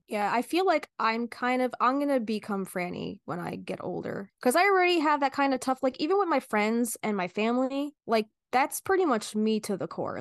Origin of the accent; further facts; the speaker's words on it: New Jersey, United States; we're from New Jersey